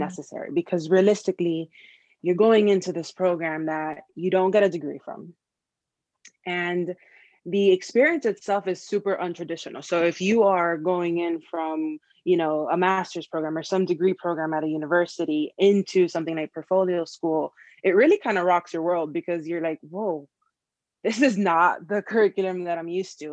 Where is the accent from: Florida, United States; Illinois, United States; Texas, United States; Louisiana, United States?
Florida, United States; Miami; moved away as an adult; now in Chicago, United States; I was born and raised in Miami, Florida. Lived in, in Miami almost my entire life until I left to pursue this dream of advertising of mine